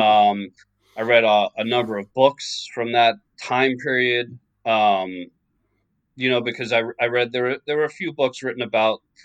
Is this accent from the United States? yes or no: yes; New York, United States; I grew up in in New York.